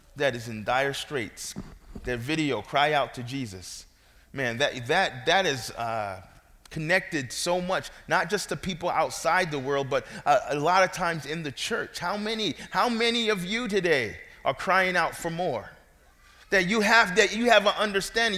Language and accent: English; New York City, New York, United States; moved away; I'm from New York. I wasn't there to uh, tell my parents where I should be born.